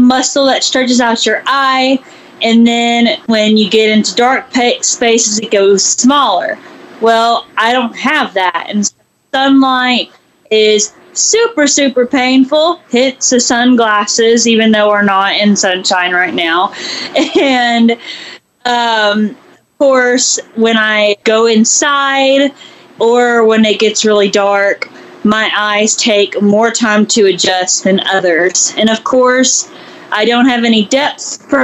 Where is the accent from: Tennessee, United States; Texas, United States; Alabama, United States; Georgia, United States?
Tennessee, United States; Memphis; now in Nashville, United States; Memphis, actually. About 4 hours away from Nashville